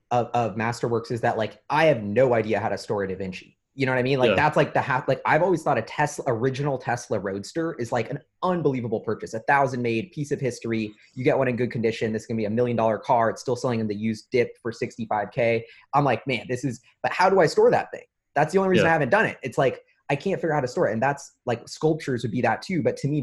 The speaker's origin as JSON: {"language": "English", "town": "Rome", "region": "Lazio", "country": "Italy", "said": "Like, I'm from Rome, and like, I go back to Rome"}